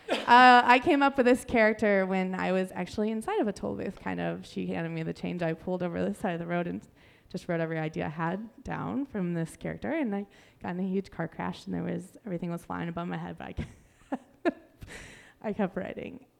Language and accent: English; Chicago, Illinois, United States; I'm, I'm from Chicago.